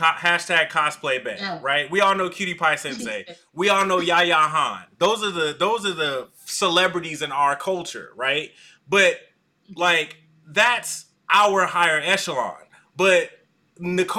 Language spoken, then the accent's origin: English; Stone Mountain, Georgia, United States; also born or lived in Atlanta, Georgia; I was raised in Stone Mountain, Georgia